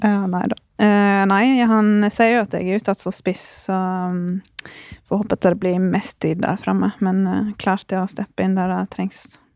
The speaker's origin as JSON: {"language": "Norwegian", "country": "Norway", "moved": "as an adult", "said": "Så da forlot jeg det trygge hjemme i Norge"}